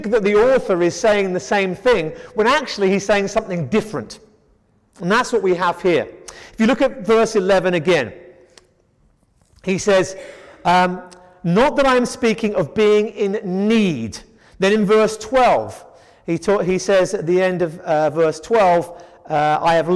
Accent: England, United Kingdom; we're an English household

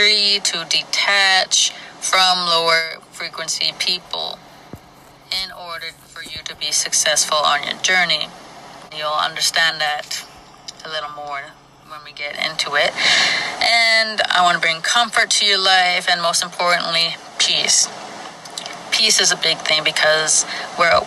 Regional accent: Flin Flon, Manitoba, Canada; I was born and raised in Flin Flon, Manitoba, Canada

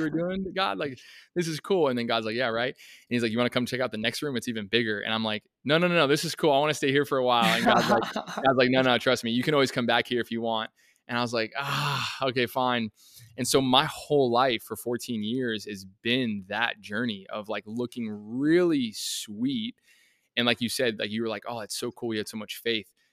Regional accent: Colorado, United States; I grew up in Colorado

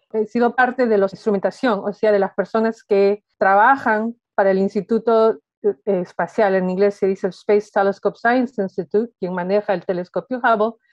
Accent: Peru; moved away; siendo peruana

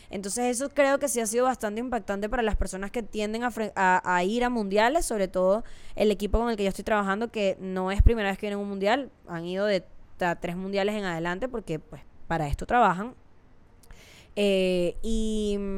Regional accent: Venezuela; no está tan alejado a las cosas que vivimos en México o en Venezuela, que es de donde soy yo.

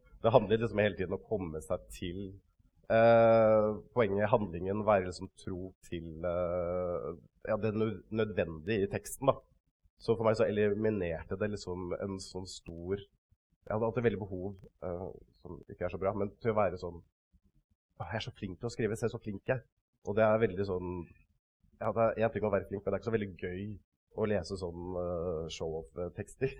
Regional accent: Kragerø, Telemark, Norway; vokste opp, ikke så langt unna her, i uh, Kragerø. Uh, Sannidal var det jeg vokste opp, sånn ute på bygda, rett ved siden av den.

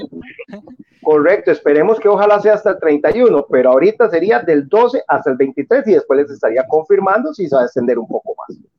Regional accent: San José, Costa Rica; yo soy del lado de Pavas, por ejemplo, aquí en Pavas

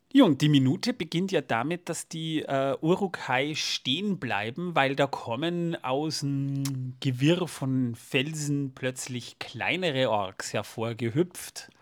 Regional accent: Austria; bei uns in Österreich

